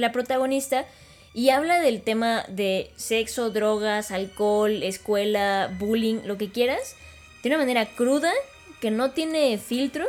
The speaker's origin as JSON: {"language": "Spanish", "country": "Mexico", "said": "nosotros como mexicanos"}